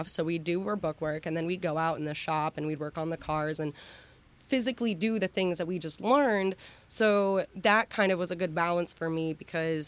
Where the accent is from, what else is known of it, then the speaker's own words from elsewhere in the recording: Waterford, Pennsylvania, United States; I grew up actually in a little town about 20 minutes south of Erie, Pennsylvania in Waterford